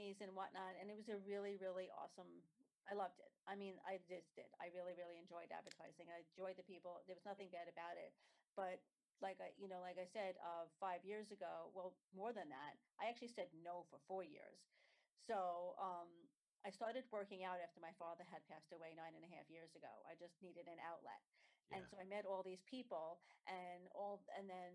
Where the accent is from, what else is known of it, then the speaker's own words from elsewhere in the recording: New York City, New York, United States; also born or lived in Staten Island; I grew up in Brooklyn. I got married and moved to Staten Island